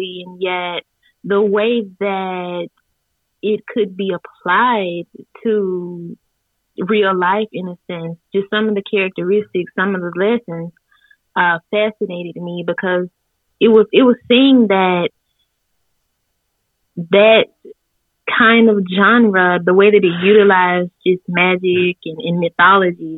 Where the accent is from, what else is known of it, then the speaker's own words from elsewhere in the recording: Blackhawk, Mississippi, United States; I'm from Blackhawk, Mississippi. I've lived here my entire life of 30 years.